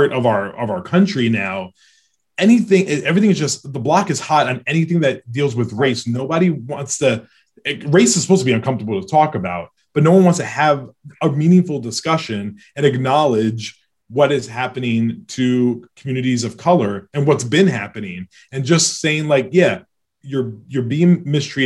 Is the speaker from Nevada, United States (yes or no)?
no; New York City, New York, United States; now in Los Angeles, United States; I was born in Bronx, New York